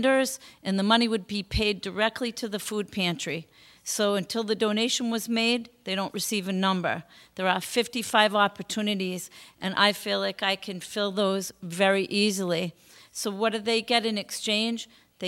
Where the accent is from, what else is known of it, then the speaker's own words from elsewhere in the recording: Norwood, Massachusetts, United States; also born or lived in Canton, Massachusetts; now in Plainville, United States; I was born in Canton. My background, born in Canton, lived here as a young girl, then was raised in Norwood, came back and raised my children here.